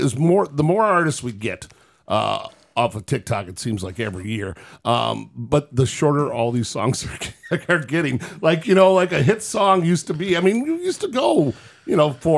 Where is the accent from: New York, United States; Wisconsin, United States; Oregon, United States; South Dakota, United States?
Wisconsin, United States; Milwaukee; I was born and raised in Milwaukee, Wisconsin.